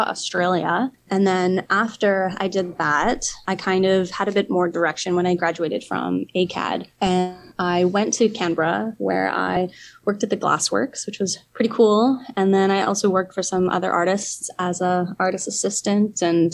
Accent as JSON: {"language": "English", "town": "Calgary", "region": "Alberta", "country": "Canada", "tie": "born or raised there", "said": "I'm from Calgary, Alberta, Canada. Grew up there"}